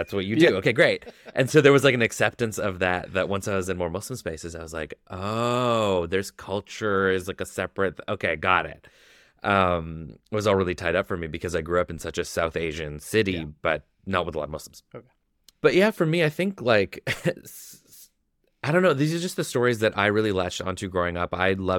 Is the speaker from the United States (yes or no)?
no; Canada; We're 10 years old. We're Canadian.